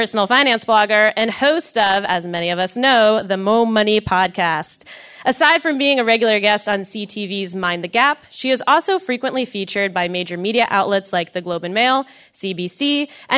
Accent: United States; I am an American

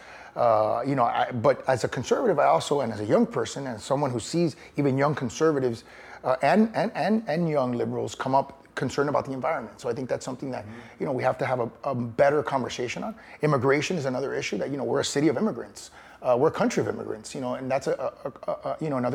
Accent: Miami, Florida, United States; My dad was mayor in 1985 of Miami, and I grew up sort of in the Reagan years

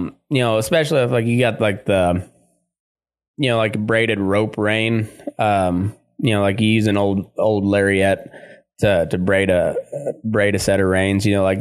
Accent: Texas, United States; except they just have a different tradition than the folks where we grew up in Texas in particular. And then like, and up in towards, to where I grew up in the Great Plains area

